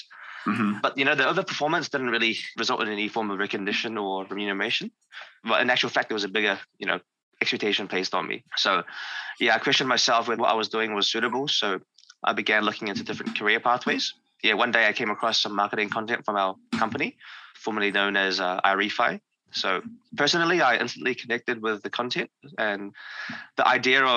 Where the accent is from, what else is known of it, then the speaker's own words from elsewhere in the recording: New Zealand; I'm from New Zealand, a small country in the Pacific Ocean.